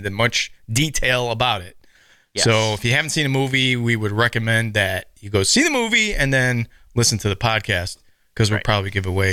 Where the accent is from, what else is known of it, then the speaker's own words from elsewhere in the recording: Chicago, Illinois, United States; moved away; I'm originally from Chicago